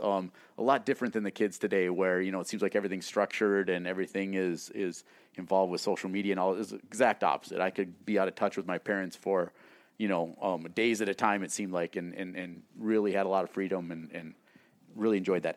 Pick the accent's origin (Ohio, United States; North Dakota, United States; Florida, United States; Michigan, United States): North Dakota, United States; New England; moved away; I grew up in small town North Dakota. Um, it's a town of about a thousand people, New England, North Dakota.